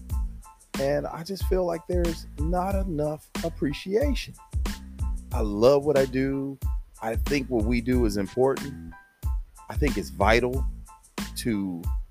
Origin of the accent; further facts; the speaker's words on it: San Diego, California, United States; accent: Southern drawl; now in Houston, United States; I grew up in sunny Southern California, San Diego to be exact